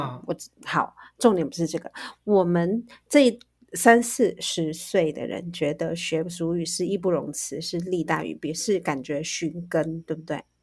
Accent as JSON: {"language": "Chinese", "country": "Taiwan", "said": "我们原住民"}